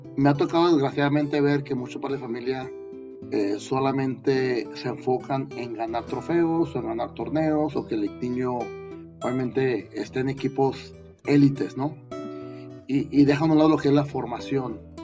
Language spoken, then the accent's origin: Spanish; Mexico